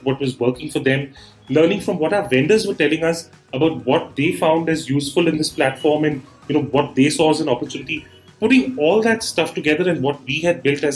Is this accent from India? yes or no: yes; Bangalore, Karnataka, India; also born or lived in Delhi / Mumbai; I'm from Bangalore and, you know, born here, brought up here, done my schooling and all that here